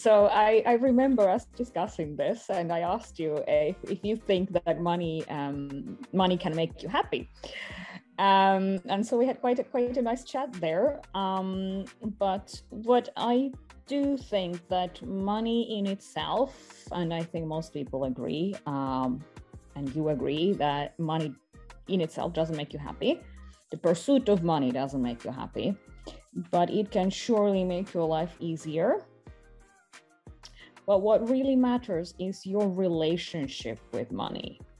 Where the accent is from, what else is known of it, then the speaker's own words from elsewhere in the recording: Estonia; born there; I was born in Estonia, and I've lived in quite a few countries.